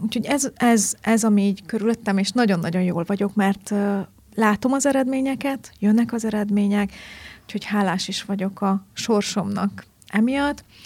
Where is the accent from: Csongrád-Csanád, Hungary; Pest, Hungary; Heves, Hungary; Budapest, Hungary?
Heves, Hungary; Markaz; also born or lived in Eger / Tardona, Borsod / Kazincbarcika; nagy részt a Mátrában nőttem fel